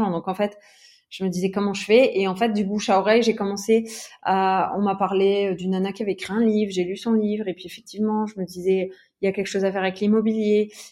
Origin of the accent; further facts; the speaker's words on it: Metz, Grand Est, France; moved away as an adult; also born or lived in Luxembourg; now in Aix-en-Provence, France; moi, à la base, j'étais de Metz.